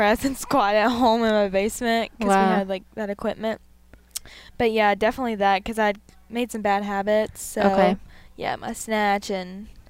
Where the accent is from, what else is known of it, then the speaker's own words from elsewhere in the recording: North Carolina, United States; So I'm 16 years old. I'm from North Carolina. I'm a twin